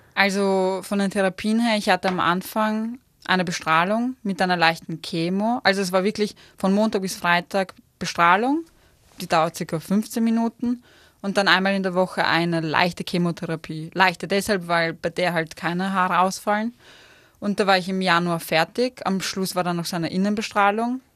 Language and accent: German; Vienna, Austria; moved away as an adult; now in Innsbruck, Austria; ich als Wienerin